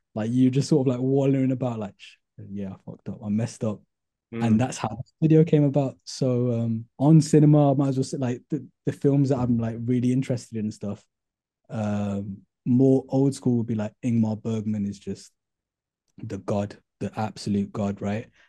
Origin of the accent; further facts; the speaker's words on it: Birmingham, West Midlands, United Kingdom; I'm originally from Handsworth. I went to school in Handsworth on Grove Lane